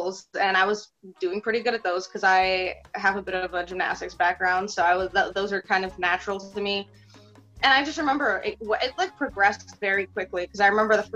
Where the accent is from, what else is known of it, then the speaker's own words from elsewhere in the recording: New York City, New York, United States; English is a second language; also born or lived in Moscow, Russia; growing up in Queens